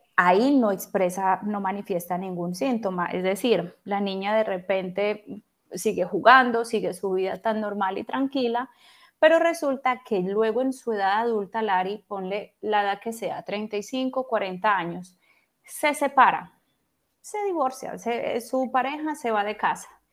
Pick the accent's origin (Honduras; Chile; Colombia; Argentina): Colombia; Pereira, Risaralda; also born or lived in Bogotá, Colombia / Spain; now in Turin, Italy; soy colombiana, en este momento estoy residiendo en Italia, vivo en el norte de Italia, en Turín, aquí límite con, bueno, es la parte más norte de Italia. estudié, estudié en España. Y antes de eso, bueno, yo nací en Pereira, en el hermoso eje cafetero colombiano, pero hace muchos años me fui de allí porque vivía en Bogotá.